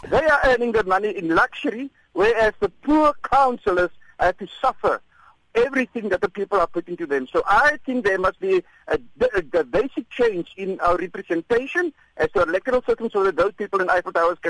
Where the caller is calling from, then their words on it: George, Western Cape, South Africa; I'm calling from George.